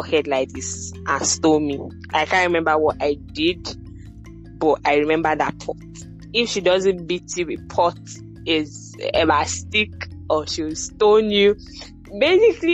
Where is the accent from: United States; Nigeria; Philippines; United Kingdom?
Nigeria; Benin City, Edo; I was brought up in Benin City, Edo State